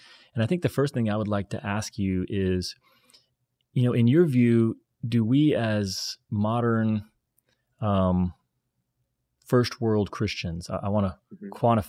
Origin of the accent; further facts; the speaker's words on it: the Bible Belt, United States; I grew up in the Bible Belt and, you know, Easter was definitely something that we observed.